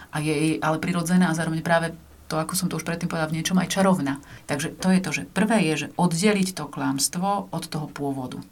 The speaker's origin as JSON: {"language": "Slovak", "region": "eastern Slovakia", "country": "Slovakia", "said": "som z východu, tam pyrohy vedia robiť"}